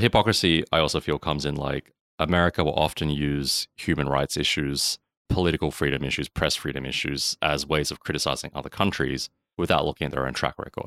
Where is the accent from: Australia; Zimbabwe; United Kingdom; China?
Australia; Sydney, New South Wales; moved away as an adult; now in Thailand; I was actually born in Australia.